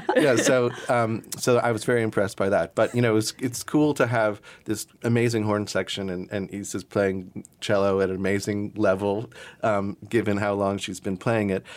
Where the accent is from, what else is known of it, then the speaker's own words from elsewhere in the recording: South Carolina, United States; I grew up in South Carolina, and I grew up sort of adjacent to a lot of Gullah and Geechee, um, communities